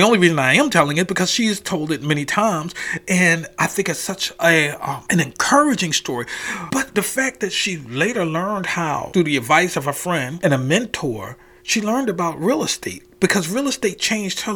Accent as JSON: {"language": "English", "town": "Philadelphia", "region": "Pennsylvania", "country": "United States", "tie": "born or raised there", "said": "I'm born and raised in West Philadelphia"}